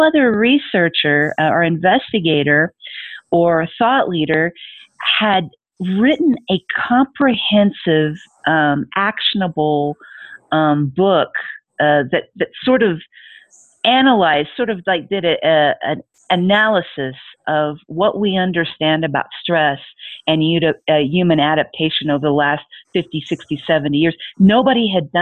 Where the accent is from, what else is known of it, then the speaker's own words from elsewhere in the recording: United States; moved away as an adult; in the U.S. since, you know, that is my native country.